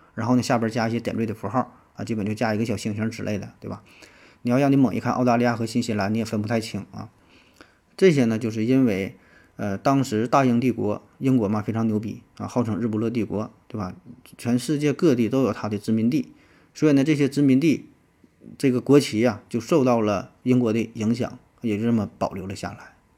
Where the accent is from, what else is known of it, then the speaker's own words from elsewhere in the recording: China; 我们中国人